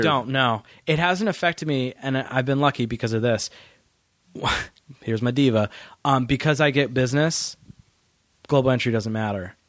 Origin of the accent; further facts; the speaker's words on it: New Hampshire, United States; also born or lived in Massachusetts; I grew up in New Hampshire